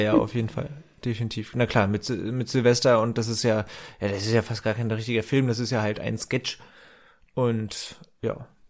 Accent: Northern Germany, Germany; now in Berlin, Germany; als Norddeutscher

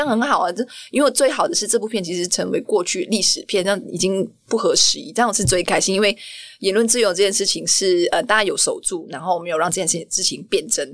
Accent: Malaysia; moved away as an adult; also born or lived in Kuala Lumpur, Malaysia; now in Taiwan; 我来自马来西亚

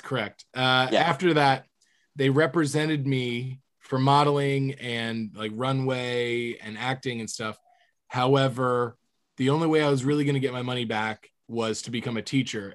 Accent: Florida, United States; growing up in Florida

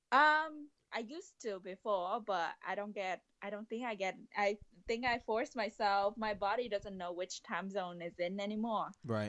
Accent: Vietnam; moved away as an adult; now in United States; I love going back to Vietnam, but it's just really my hometown

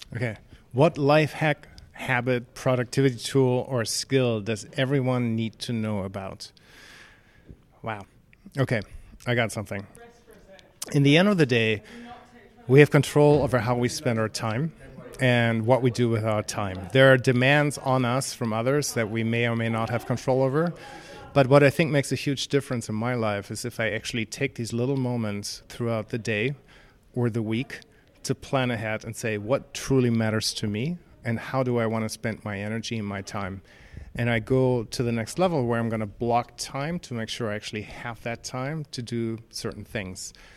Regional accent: Seattle, Washington, United States; I'm from Seattle, United States

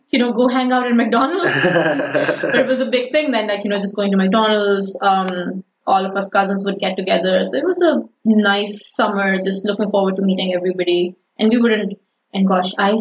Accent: Sialkot, Punjab, Pakistan; first language Urdu; English is a second language; moved away as an adult; now in United States; Sialkot, my hometown, is an industrial city

